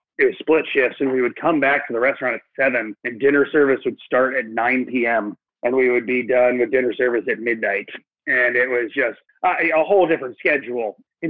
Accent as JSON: {"language": "English", "town": "Alpharetta", "region": "Georgia", "country": "United States", "tie": "born or raised there", "also_born_or_lived": "Philadelphia / Barcelona", "said": "I was born in Philadelphia, but grew up in Atlanta, in Alpharetta, just north of the city."}